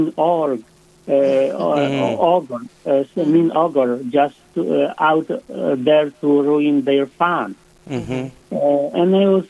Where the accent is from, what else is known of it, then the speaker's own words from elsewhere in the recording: Poland; now in South Dakota, United States; I was born and raised in Poland